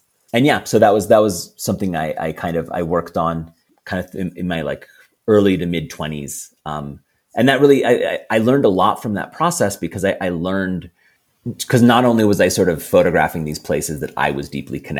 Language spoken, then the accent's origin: English; Philippines; And definitely like sort of where I grew up in the Philippines is, you know, very, very exotic to Faroese and Americans.